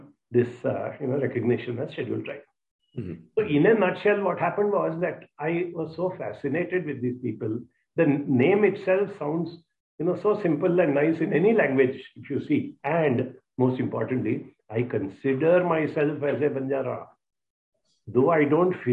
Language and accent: English; Mumbai, Maharashtra, India; also born or lived in Hyderabad; I grew up in Bombay. I finished my studies in IIT Bombay.